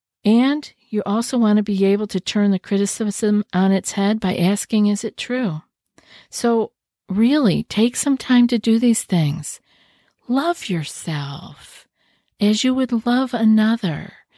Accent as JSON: {"language": "English", "region": "New York", "country": "United States", "said": "I know when I first moved here, I was from New York."}